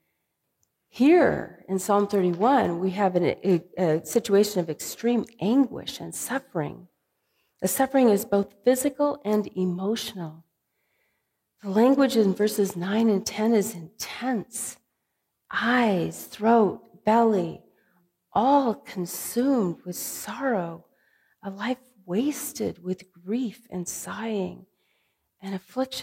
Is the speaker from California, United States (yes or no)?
yes; California, United States; now in Midwest, United States; growing up in California